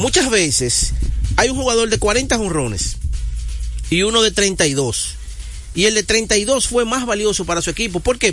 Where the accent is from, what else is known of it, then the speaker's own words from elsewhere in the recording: Dominican Republic; yo soy dominicano